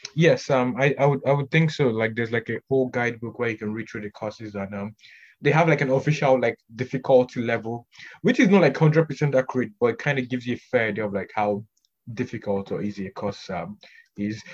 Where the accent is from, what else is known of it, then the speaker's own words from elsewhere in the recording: Canada; I'm, I'm Canadian most for the most part